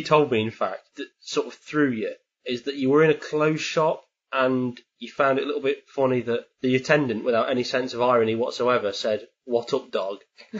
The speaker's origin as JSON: {"language": "English", "region": "England", "country": "United Kingdom"}